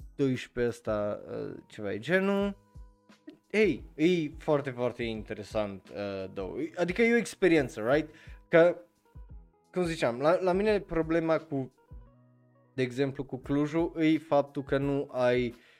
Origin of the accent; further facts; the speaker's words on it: Romania; eu ca român